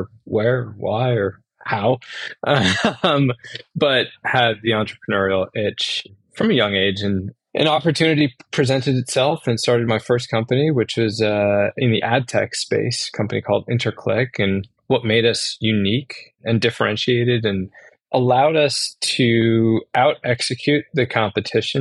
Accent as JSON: {"language": "English", "town": "Worcester", "region": "Massachusetts", "country": "United States", "tie": "born or raised there", "also_born_or_lived": "Syracuse, New York", "moved": "as an adult", "said": "I grew up in Worcester, Massachusetts"}